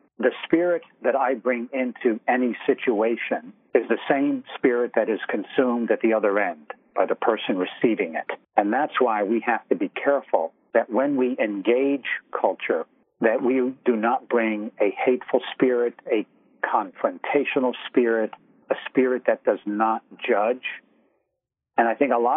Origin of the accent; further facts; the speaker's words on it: New York, United States; I'm from New York. We've identified that. I've been in media here in New York all my life.